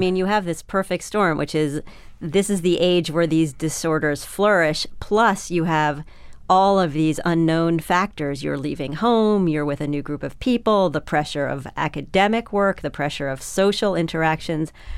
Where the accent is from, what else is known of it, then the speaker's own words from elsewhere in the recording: New York, United States; I grew up in New York.